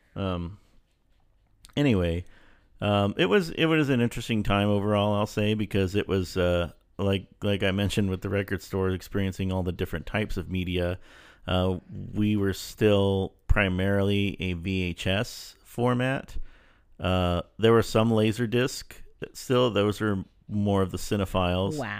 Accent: El Paso, Texas, United States; moved away; I grew up in El Paso

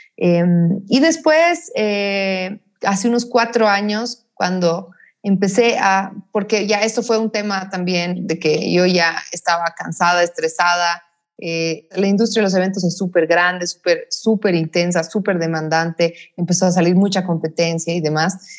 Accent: La Paz, Bolivia; Yo he nacido en Bolivia, soy boliviana, soy paseña, eh, orgullosamente paseña, amo esta ciudad, amo este país.

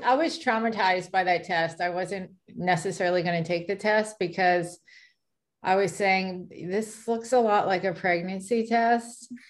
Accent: California, United States; now in Dallas, United States; I'm originally from California

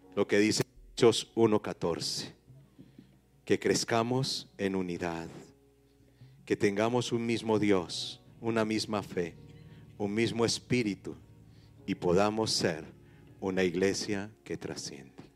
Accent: Paisa, Antioquia, Colombia; los paisas no somos regionalistas

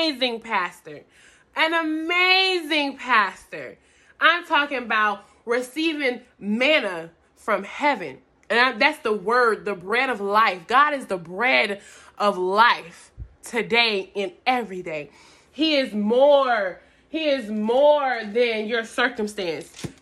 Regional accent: Atlanta, Georgia, United States; I'm from Atlanta, Georgia

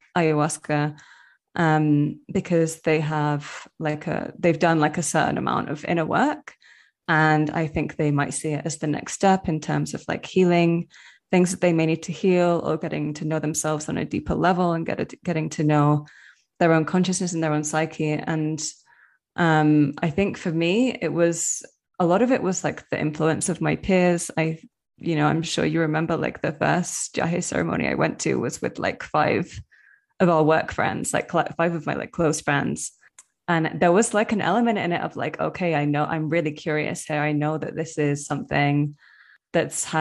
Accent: Manchester, North West England, United Kingdom; moved away as an adult; now in Medellin, Colombia; living in the UK, especially growing up in Manchester in like a very urban area

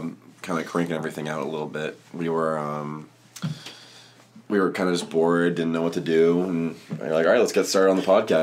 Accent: New Hampshire, United States; I'm also from New Hampshire

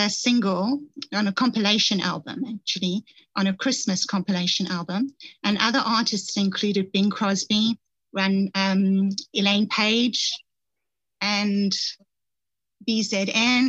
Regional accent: Johannesburg, Gauteng, South Africa; I grew up in Johannesburg, South Africa.

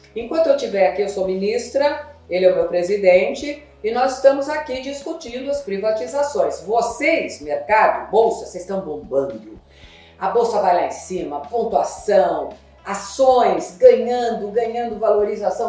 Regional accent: São Paulo, Brazil; eu sou da ZL. Sou só na leste. Eu nasci na Vila Maria

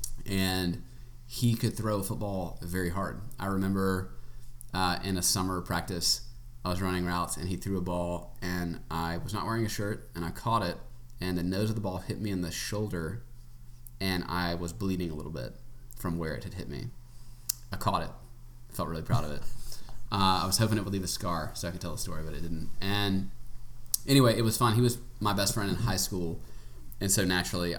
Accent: Macon, Georgia, United States; moved away as an adult; also born or lived in Auburn, Alabama / St. Louis, Missouri; now in Charlottesville, United States; I am from Georgia, Macon, Georgia, in the center of the state, born and raised

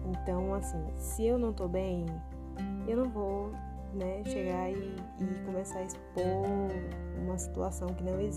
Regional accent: Bahia, Brazil; Chego eu aqui, né, com a minha cara que nem arde, como um bom baiano diz, recuperando todo, toda a graciosidade do meu sotaque original, né

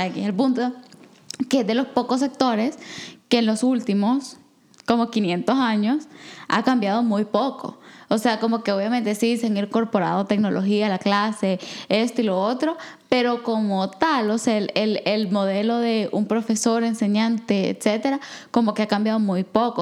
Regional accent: El Salvador; moved away; yo soy del de Salvador, pero yo todo el tiempo, toda mi vida crecí con una narrativa de la guerra

